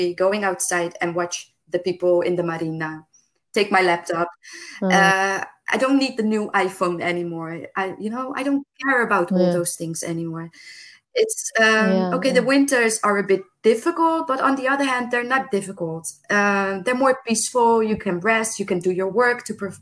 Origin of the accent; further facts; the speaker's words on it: Rotterdam, South Holland, Netherlands; moved away as an adult; now in Lefkada, Greece; I'm from the big city. I'm from Rotterdam. It's the big port in Holland.